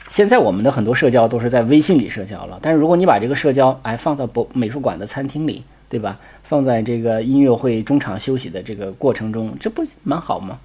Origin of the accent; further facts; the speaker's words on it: China; 我们中国人的考试考惯了嘛